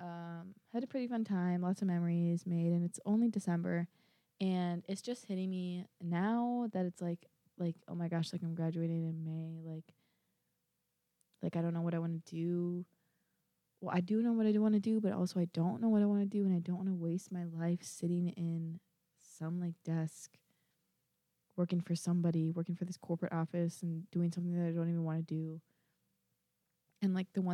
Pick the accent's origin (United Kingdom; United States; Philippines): United States; Minnesota; I'm from Minnesota. I am from the Minnesota